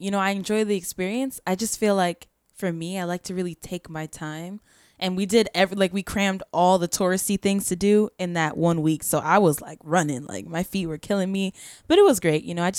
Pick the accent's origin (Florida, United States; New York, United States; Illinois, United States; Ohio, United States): Florida, United States; Poinciana; also born or lived in Brooklyn; Originally born in Brooklyn, but raised in Poinciana, so I can't really rep Brooklyn like that.